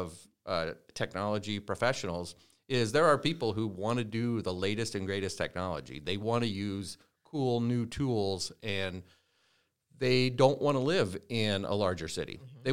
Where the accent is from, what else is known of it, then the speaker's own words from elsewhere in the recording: Norfolk, Virginia, United States; I grew up in Norfolk. I was born outside, but moved here as a pretty young child.